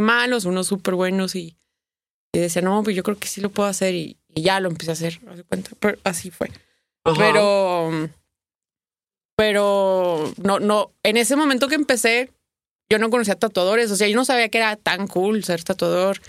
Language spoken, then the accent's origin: Spanish; Torreón, Coahuila, Mexico; moved away as an adult; also born or lived in Mexico City, Mexico; soy de Torreón, me fui a Torreón